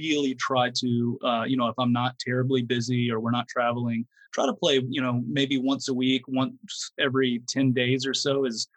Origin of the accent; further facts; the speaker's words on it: Fort Worth, Texas, United States; I'm from the Dallas-Fort Worth area on the western side, the Fort Worth part of the Dallas-Fort Worth duo